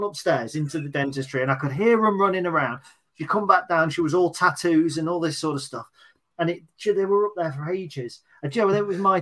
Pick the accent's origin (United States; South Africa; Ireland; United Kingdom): United Kingdom; British. Yeah. We're British.